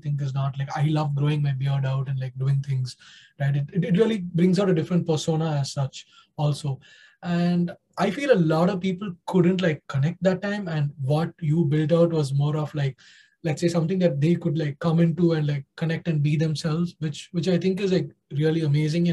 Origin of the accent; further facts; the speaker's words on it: India; being an Indian myself